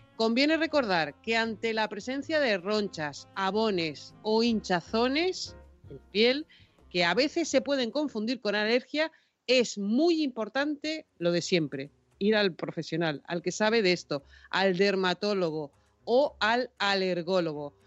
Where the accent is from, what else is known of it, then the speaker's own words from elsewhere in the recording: Tenerife, Canary Islands, Spain; Tenerife, que es de donde yo soy